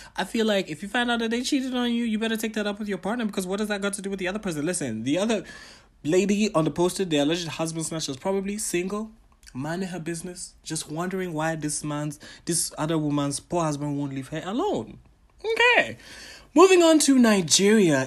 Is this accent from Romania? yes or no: no; Botswana; also born or lived in Ghana / Tanzania; I am a Ghanaian, a Tanzanian, Pan African entertainer, curator, and entrepreneur from Botswana